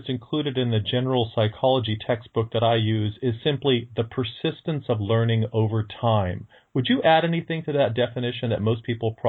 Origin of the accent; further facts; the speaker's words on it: Bakersfield, California, United States; I grew up in Bakersfield, California